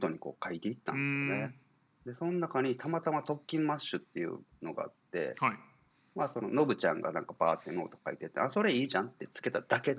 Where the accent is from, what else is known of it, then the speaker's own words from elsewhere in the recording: Tokushima, Japan; 僕ら徳島の、はい、えー、高校時代からの5人組同級生